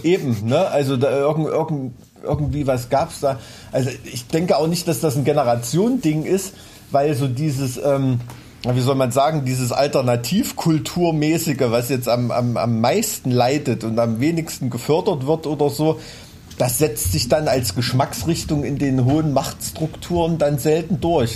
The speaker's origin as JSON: {"language": "German", "region": "Thuringia", "country": "Germany", "said": "unser dunkler Schatten als Thüringer Kulturbotschafter"}